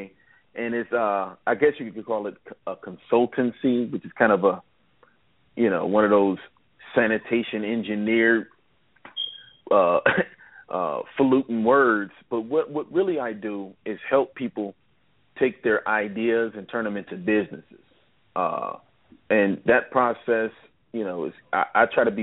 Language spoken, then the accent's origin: English; Cleveland, Ohio, United States; I'm from Cleveland, Ohio, born and raised